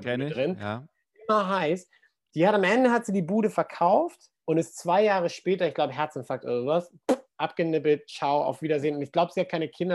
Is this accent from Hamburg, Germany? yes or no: yes; suburb of Hamburg, Germany; in dem Vorort von Hamburg, wo ich aufgewachsen bin